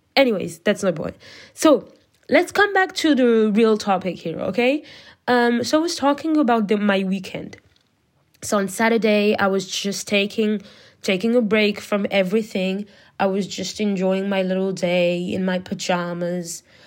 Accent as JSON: {"language": "English", "country": "France", "second_language": "English", "said": "I am not an English speaker. I'm French."}